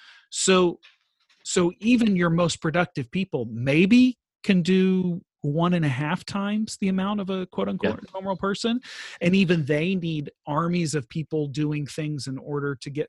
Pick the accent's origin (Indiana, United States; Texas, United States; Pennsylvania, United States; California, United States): Texas, United States; moved away; We're both from Texas